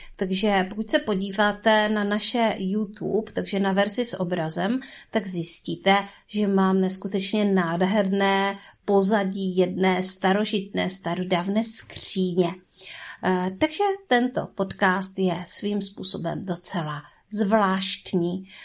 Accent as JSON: {"language": "Czech", "region": "North Moravia", "country": "Czechia", "said": "tak jsme všichni ze Severní Moravy. Takže to možná bude dneska slyšet"}